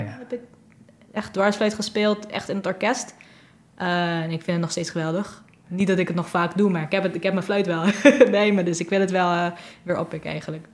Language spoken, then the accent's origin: Dutch; Curaçao; moved away as an adult; now in Netherlands; Ik kom uit Curaçao ehm, en ik ben hier nu zes maanden